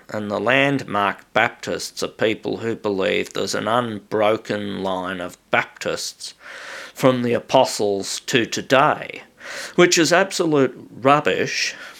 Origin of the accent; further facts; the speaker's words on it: Australia; I'm just an Australian